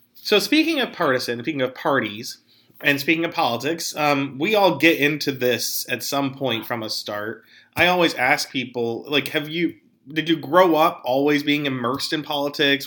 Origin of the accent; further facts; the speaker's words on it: northern Allegheny County, Pennsylvania, United States; I'm from Allegheny County originally and from uh, northern Allegheny County